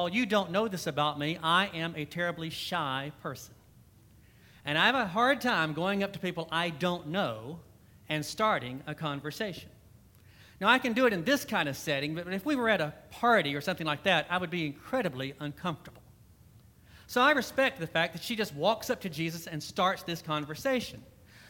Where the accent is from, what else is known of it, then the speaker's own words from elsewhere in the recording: Alabama, United States; accent: southern; moved away; I am originally from Alabama